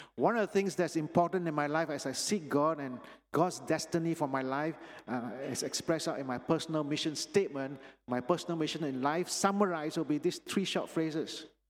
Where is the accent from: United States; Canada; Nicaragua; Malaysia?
Malaysia; Penang; moved away; I was born in Penang, actually, and this is where I grew up in the Sunday school here